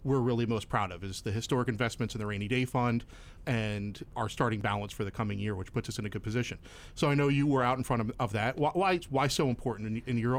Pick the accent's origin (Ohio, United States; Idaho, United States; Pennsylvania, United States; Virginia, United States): Pennsylvania, United States; Bucks County; now in Central Pennsylvania, United States; I'm originally from Bucks County